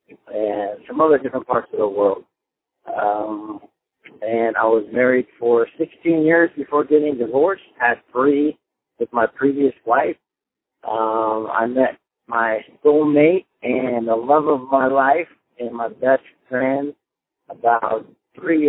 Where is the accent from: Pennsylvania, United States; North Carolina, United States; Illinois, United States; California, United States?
California, United States; also born or lived in Marin County, California; I was born and raised in California. I bounced back and forth between Northern California and Southern California.